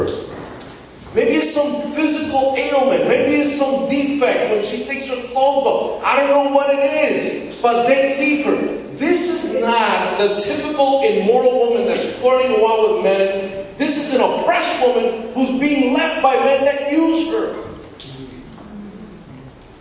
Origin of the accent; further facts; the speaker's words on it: New York City, New York, United States; in the 70s when I grew up in Washington Heights in the Dominican